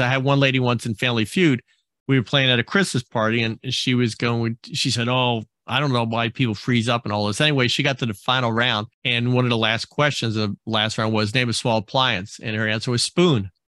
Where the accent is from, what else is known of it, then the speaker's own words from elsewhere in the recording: New Jersey, United States; moved away; I grew up on the East Coast in New Jersey